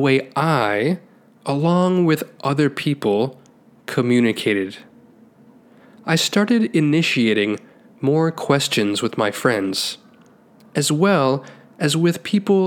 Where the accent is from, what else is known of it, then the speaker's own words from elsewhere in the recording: Taiwan; Growing up in Taiwan